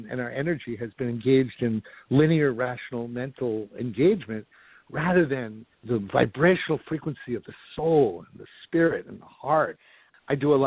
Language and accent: English; New York, United States; I grew up in New York, and Broadway musicals and films were my life's blood